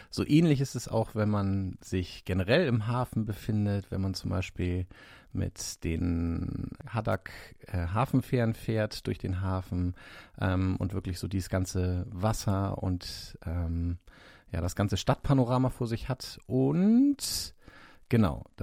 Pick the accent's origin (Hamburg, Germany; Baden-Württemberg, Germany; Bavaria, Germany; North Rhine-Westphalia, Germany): Hamburg, Germany; Ich komme aus dem Norden, genauer gesagt aus Hamburg und das ist meine Heimatstadt. Hier bin ich geboren.